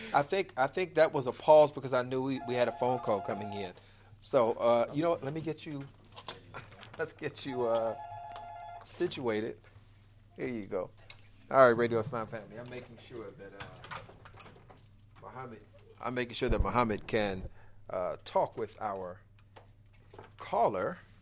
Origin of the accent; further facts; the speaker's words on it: Chicago, Illinois, United States; the wonderful city of Chicago, Illinois, my hometown. Uh, Inglewood, born and raised